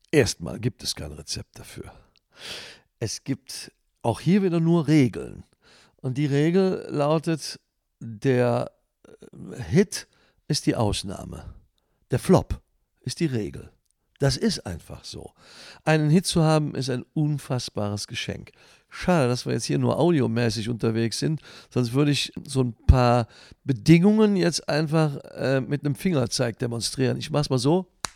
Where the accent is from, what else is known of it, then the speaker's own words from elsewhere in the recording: Leverkusen, North Rhine-Westphalia, Germany; in meinem Geburtsort in Leverkusen-Schlebusch